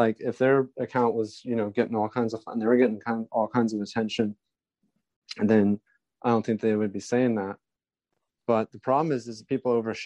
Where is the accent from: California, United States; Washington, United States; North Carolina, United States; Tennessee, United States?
California, United States; I'm from California